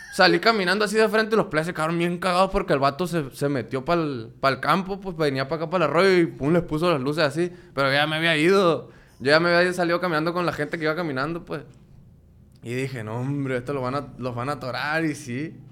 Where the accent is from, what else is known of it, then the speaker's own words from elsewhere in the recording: La Paz, Baja California Sur, Mexico; now in Culiacán, Mexico; yo nací en La Baja, en La Paz.